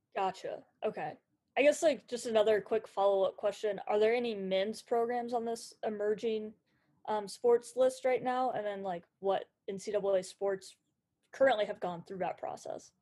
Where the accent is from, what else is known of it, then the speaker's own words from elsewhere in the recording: Indianapolis, Indiana, United States; I grew up in Indianapolis area